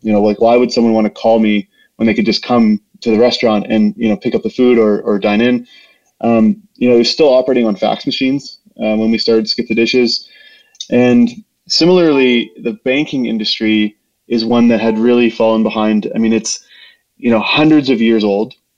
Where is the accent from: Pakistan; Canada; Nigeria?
Canada; Saskatchewan; also born or lived in Winnipeg, Manitoba; now in Calgary, Canada; I grew up in uh, in a small community in Saskatchewan